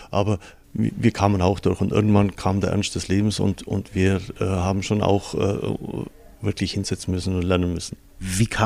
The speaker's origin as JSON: {"language": "German", "town": "Rosshaupten", "region": "Bavaria", "country": "Germany", "tie": "born or raised there", "said": "In meiner Kindheit, wir sind auf dem Land aufgewachsen. Rosshaupten, kleine Gemeinde, damals vielleicht 1200, 1500 Einwohner."}